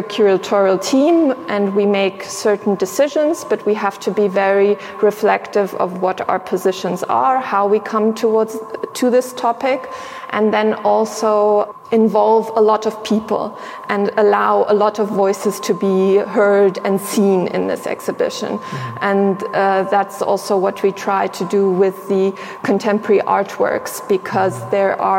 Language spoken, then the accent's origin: English; Sierra Leone; also born or lived in Tanzania; So if we're talking about me individually, I grew up in Sierra Leone and in Tanzania. And so for me, my identification with being German is something that came much, much later on.